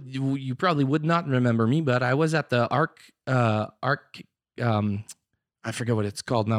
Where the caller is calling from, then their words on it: Kirkland Lake, Ontario, Canada; I'm calling from Kirkland Lake, Église Nouvelle Vie.